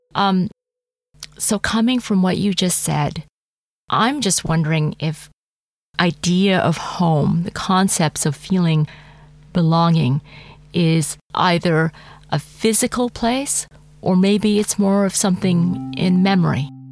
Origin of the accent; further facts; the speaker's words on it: Calgary, Alberta, Canada; moved away as an adult; also born or lived in Malaysia / France; now in Berlin, Germany; here I am in Calgary, where I grew up, the years before high school